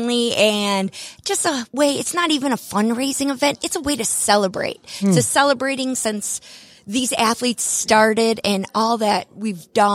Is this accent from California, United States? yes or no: no; Wisconsin, United States; now in Acworth, United States; I'm from Wisconsin, and if you can't tell with my accent